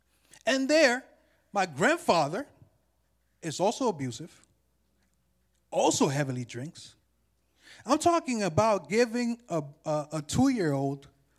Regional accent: New York City, New York, United States; born there; You know, I was born in Jamaica, Queens, New York, 1986.

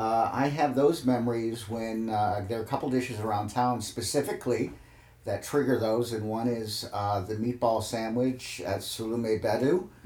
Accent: St. Louis, Missouri, United States; I am from St. Louis. Really? I grew up here.

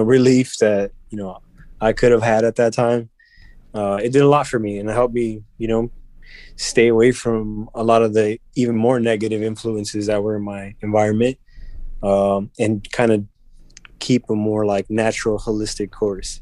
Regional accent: Chicago, Illinois, United States; growing up in Chicago

